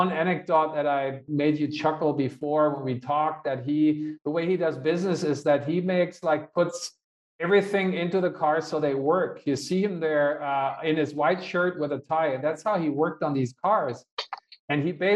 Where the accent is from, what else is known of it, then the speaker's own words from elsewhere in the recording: Hanover, Lower Saxony, Germany; One of the biggest events, if not the biggest event in my hometown in Hanover, is this American car show